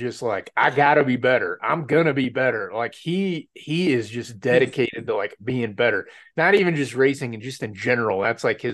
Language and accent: English; Colorado, United States; we're from Colorado